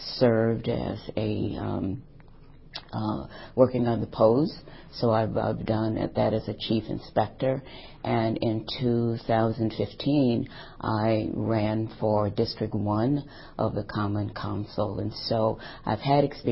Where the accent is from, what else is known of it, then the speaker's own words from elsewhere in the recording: St. Louis, Missouri, United States; now in Madison, United States; I'm from St. Louis, Missouri